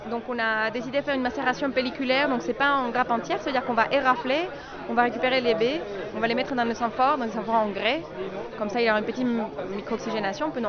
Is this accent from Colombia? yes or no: yes; Colombia; now in Albé, France; je, je suis colombienne.